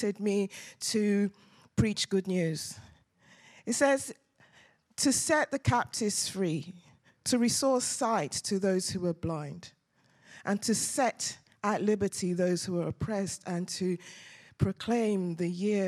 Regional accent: Nigeria; now in London, United Kingdom; we're Nigerians

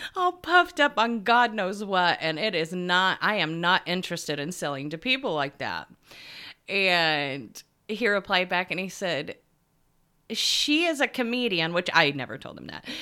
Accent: United States; from America. I'm a time management coach

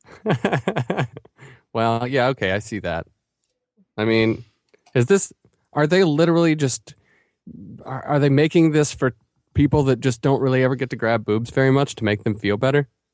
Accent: Asheville, North Carolina, United States; my hometown of Asheville

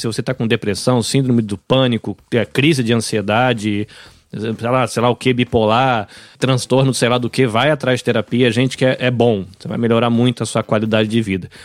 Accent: São Paulo, Brazil; also born or lived in Bahia; now in Japan; Eu cresci em São Paulo, apesar de ter nascido na Bahia

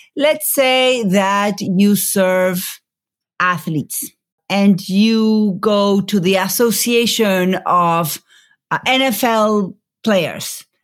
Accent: Buenos Aires, Argentina; moved away as an adult; now in United States; I grew up in Buenos Aires

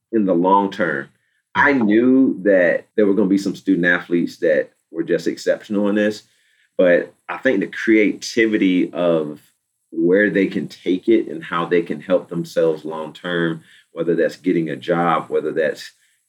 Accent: Virginia Beach, Virginia, United States; I'm from Virginia Beach, Virginia

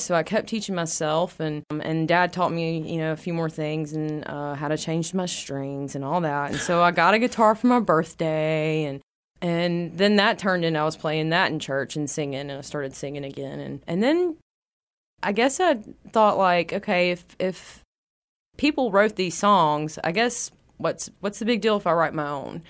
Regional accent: West Monroe, Louisiana, United States; I was born in West Monroe, Louisiana, uh, close to about the Calhoun area between Calhoun and Balkinville.

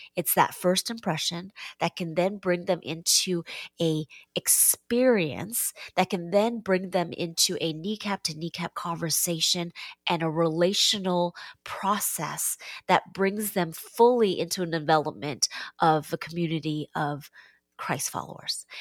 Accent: Seattle, Washington, United States; now in Washington, D.C., United States; I'm born and raised in Seattle

